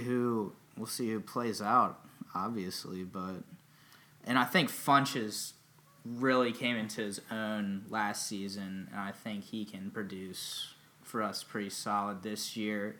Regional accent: Charlotte, North Carolina, United States; I was born in Charlotte, in 1995, born and raised

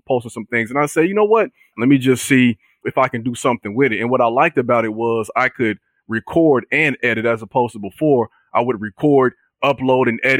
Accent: Chicago, Illinois, United States; I come from Chicago

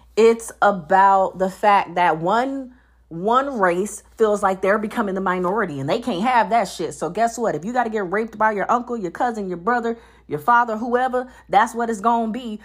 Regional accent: North Carolina, United States; now in Georgia, United States; my home state hasn't jumped on it 'cause I'm from North Carolina.

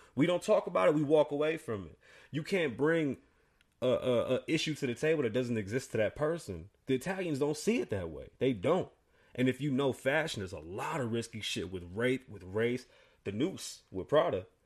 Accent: New York, United States; now in Las Vegas, United States; I'm from New York. I'm Puerto Rican

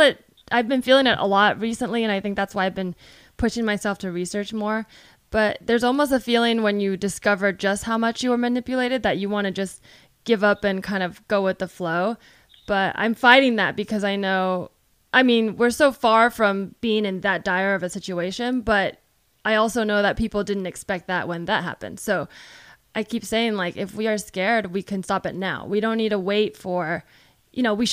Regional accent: Silicon Valley, California, United States; I grew up in the Silicon Valley

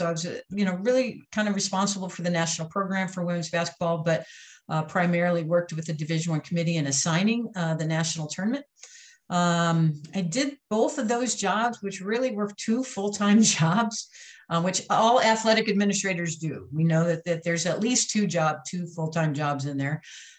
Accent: St. Louis, Missouri, United States; also born or lived in Kansas; I'm from a large family. I'm one of nine, originally from the St. Louis area, St. Louis, Missouri, where I was born and raised

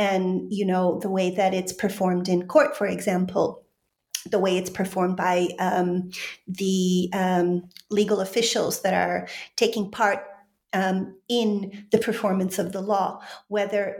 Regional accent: Chicago, Illinois, United States; moved away as an adult; also born or lived in Poland / London; I'm originally from Chicago

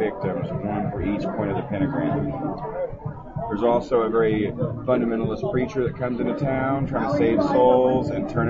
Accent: Indianapolis, Indiana, United States; I'm from Indianapolis, raised on the West Side, Catholic boy, Eagle Scout

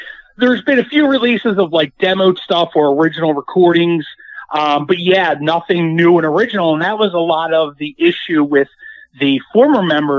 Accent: Philadelphia, Pennsylvania, United States; I'm not far from, because I'm from Philly, so I'm not far from Allentown.

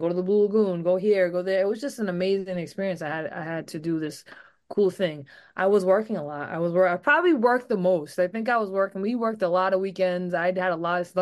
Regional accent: Rhode Island, United States; growing up in Rhode Island, I will say I had a lot of training for the nor'easters that we get

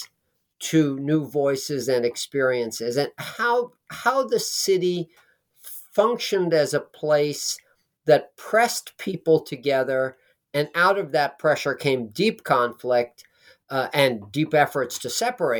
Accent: New York City, New York, United States; now in New Jersey, United States; I grew up in Manhattan

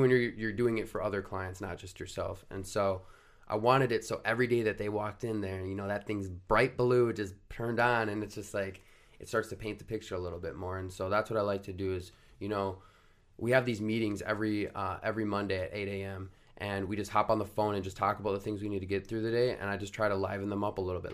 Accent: Rogers, Minnesota, United States; I grew up in Rogers, Minnesota, went to high school there

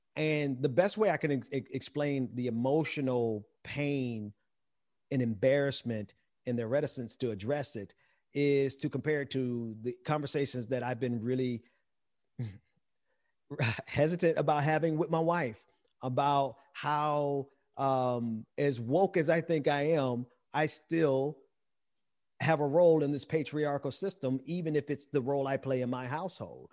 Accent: Mississippi, United States; I'm from Mississippi

